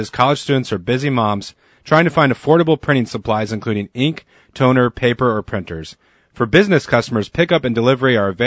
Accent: Saskatchewan, Canada; As a Protestant growing up in Saskatchewan.

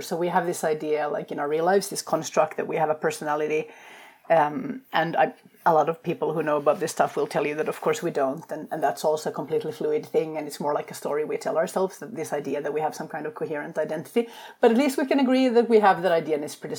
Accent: Finland; moved away; also born or lived in Sweden / England / Denmark; I come from Finland, which is a culture that does not have small talk, like at all

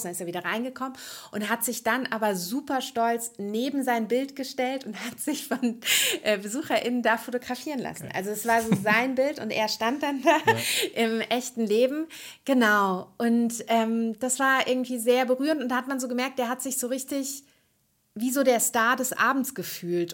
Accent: near Frankfurt am Main, Hesse, Germany; moved away as an adult; now in Berlin, Germany; Ich komme ursprünglich, ähm, aus der Nähe von Frankfurt am Main und habe viele Jahre in Frankfurt gelebt

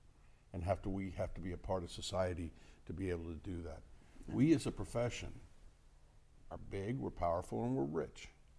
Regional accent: Miami, Florida, United States; now in Las Vegas, United States; I'm from Miami

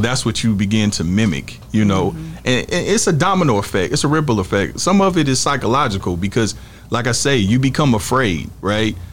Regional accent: Kansas City, Missouri, United States; we from Kansas City, Missouri

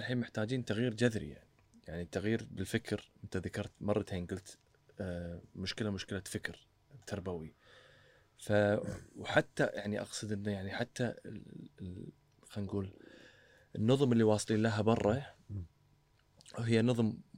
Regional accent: Kuwait; احنا كويتيين

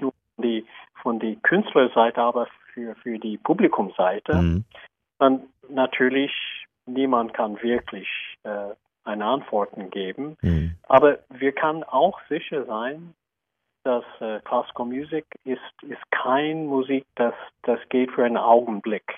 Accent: United States; German is a second language; moved away; Ich bin auch Amerikaner

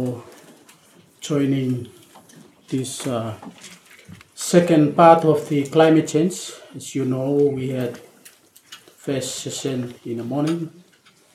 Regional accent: Vanuatu; I'm from Vanuatu, at the Ministry of Finance

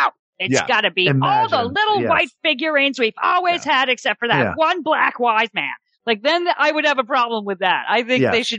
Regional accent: Massachusetts, United States; I'm from Massachusetts.

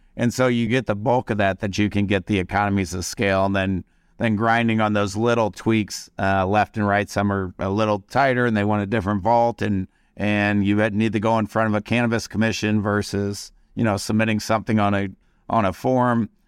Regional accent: St. Louis, Missouri, United States; also born or lived in Las Vegas / California; now in Kansas City, United States; we came back to the Midwest where, uh, we were born and raised in Saint Louis, and both live in Kansas City now

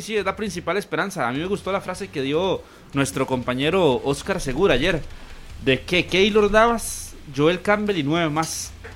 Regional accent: Costa Rica; como costarricenses

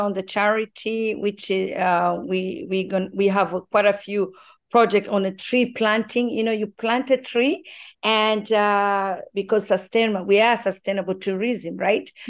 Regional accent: Tanzania; born or raised there

